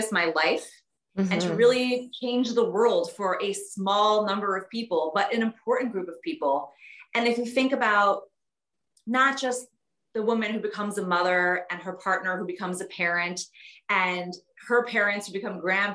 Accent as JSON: {"language": "English", "town": "Detroit", "region": "Michigan", "country": "United States", "tie": "born or raised there", "said": "Detroit, because that's where I grew up"}